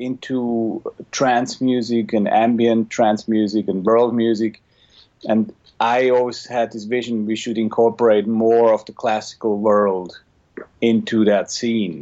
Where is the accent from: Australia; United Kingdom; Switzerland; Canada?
Switzerland; moved away as an adult; now in Los Angeles, United States; I grew up in Switzerland, eventually finished a music school